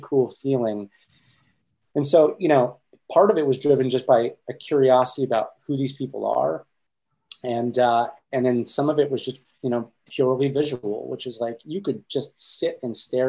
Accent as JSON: {"language": "English", "region": "Pennsylvania", "country": "United States", "moved": "yes", "said": "I'm from Pennsylvania, so I would jump down to Pennsylvania to see my grandmother and extended family"}